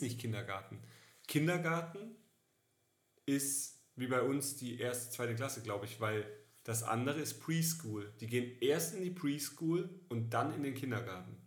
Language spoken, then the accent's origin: German; Karlsruhe, Baden-Württemberg, Germany; moved away; ich war in der Heimat unten in, äh, in Karlsruhe